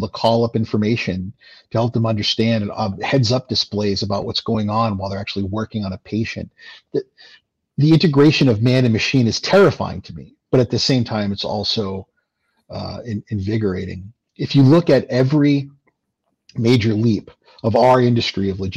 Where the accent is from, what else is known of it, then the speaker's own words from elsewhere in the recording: Lubbock, Texas, United States; now in New Hampshire, United States; I'm a Texan man. I was born in Lubbock